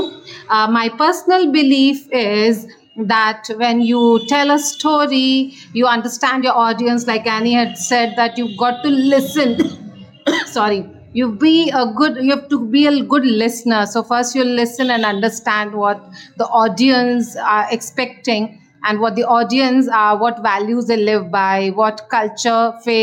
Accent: India; I'm from India

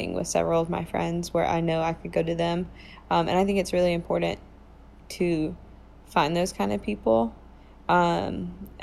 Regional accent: Lynch Station, Virginia, United States; accent: Lynch Station; my Lynch Station accent

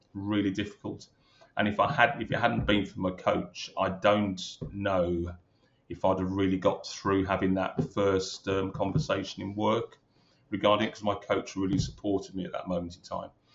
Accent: Birmingham, West Midlands, United Kingdom; moved away as an adult; also born or lived in London; I'm a Brummie, born and bred in Birmingham.

